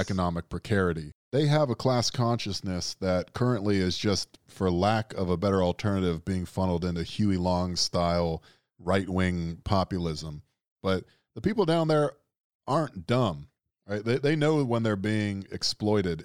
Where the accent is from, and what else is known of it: the Deep South, United States